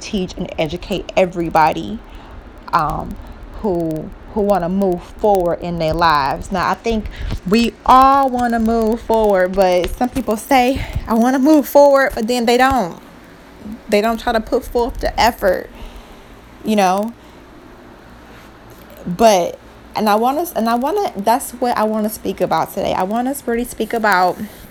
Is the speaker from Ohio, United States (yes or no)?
yes; Cleveland, Ohio, United States; I am from Cleveland, Ohio